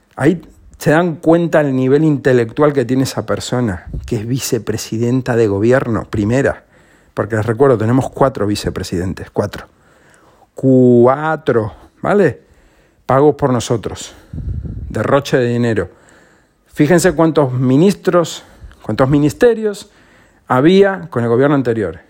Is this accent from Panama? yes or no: no; Spain